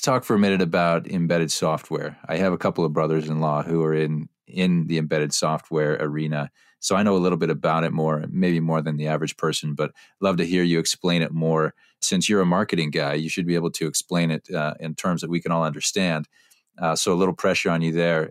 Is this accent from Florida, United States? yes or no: no; Platteville, Wisconsin, United States; I hail from from Platteville